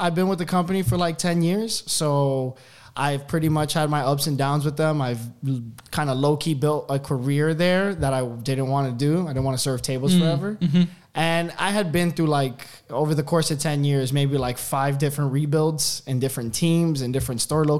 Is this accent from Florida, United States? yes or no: yes; Miami, Florida, United States; moved away as an adult; now in Austin, United States; I'm actually from Miami, so I transferred from Miami to Austin